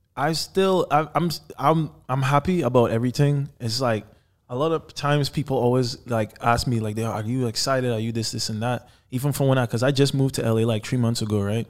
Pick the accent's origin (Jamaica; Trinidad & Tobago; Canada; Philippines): Trinidad & Tobago; moved away; I was born in Trinidad and Tobago, by the way, so I'm from the islands. And growing up, my dad was actually the first artist to sign a record deal in Trinidad